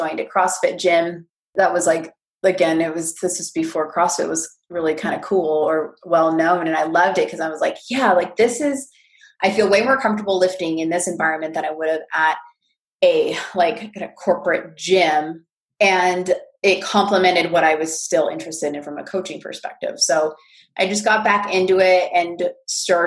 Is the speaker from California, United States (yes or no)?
yes; California, United States; I'm from California